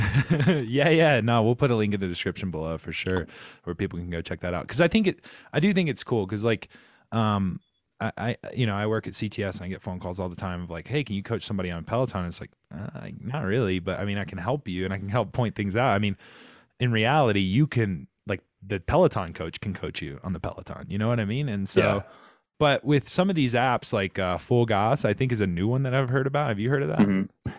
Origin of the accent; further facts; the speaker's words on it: Rock Hill, South Carolina, United States; I'm from Rock Hill, South Carolina, born and bred